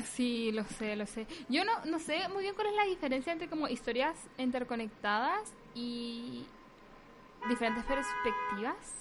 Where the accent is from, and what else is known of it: Chile; now in United States